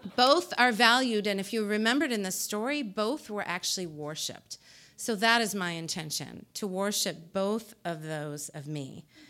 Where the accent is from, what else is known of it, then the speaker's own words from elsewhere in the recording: New Jersey, United States; I'm from New Jersey